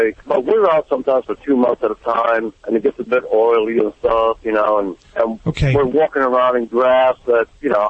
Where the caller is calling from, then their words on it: Lake Park, Georgia, United States; Well, right now I'm in Lake Park, Georgia.